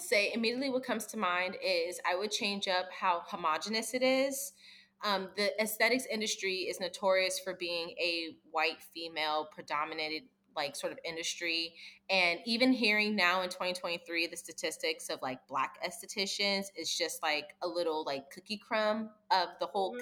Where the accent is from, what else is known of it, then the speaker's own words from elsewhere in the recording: East Coast, United States; I'm from the East Coast